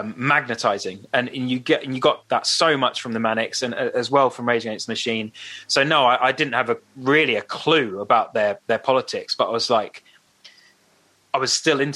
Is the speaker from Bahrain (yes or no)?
no; St Albans, East of England, United Kingdom; we come from St. Albans